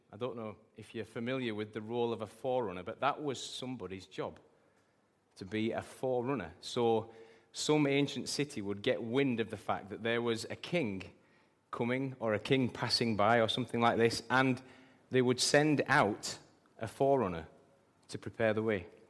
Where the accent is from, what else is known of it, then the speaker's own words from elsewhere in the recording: England, United Kingdom; I'm British and proud